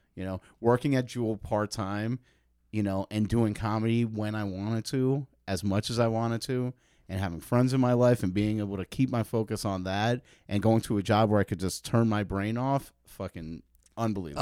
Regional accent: New York, United States; now in Chicago, United States; I grew up in New York

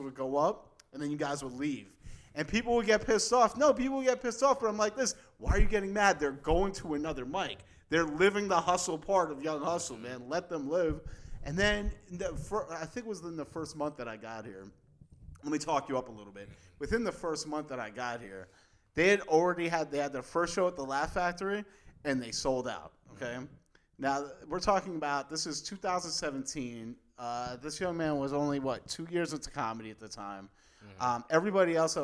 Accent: East Coast, United States; also born or lived in New York / Philadelphia; now in Chicago, United States; I grew up on the East Coast

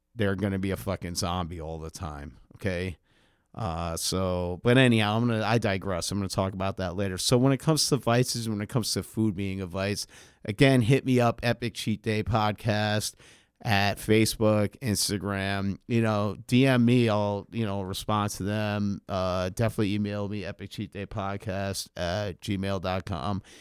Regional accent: New York City, New York, United States; growing up on the Upper West Side of Manhattan

